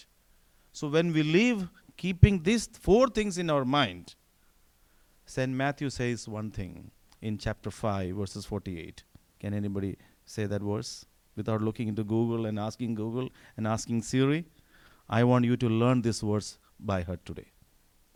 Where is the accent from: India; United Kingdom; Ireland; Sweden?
India; northern India; English is a second language; moved away as an adult; now in United States; I grew up in the north of India, but my parents were from the south